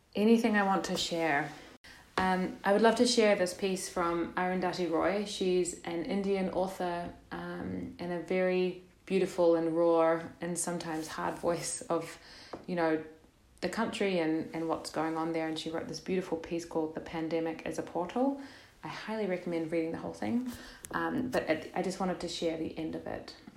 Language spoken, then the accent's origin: English; New Zealand; also born or lived in Netherlands; now in Portugal; I'm from New Zealand